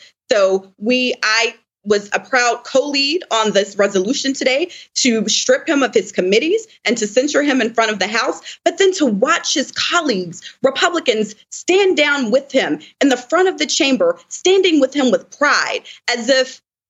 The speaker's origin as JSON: {"language": "English", "region": "Georgia", "country": "United States", "said": "live my daily life in the deep South. I'm from Georgia, Joy. And so I'm in the South"}